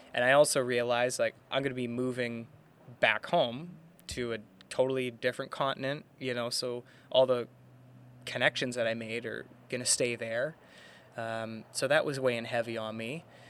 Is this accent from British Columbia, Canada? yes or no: yes; Burnaby, British Columbia, Canada; Born and raised in Burnaby here, uh, Burnaby, British Columbia, Canada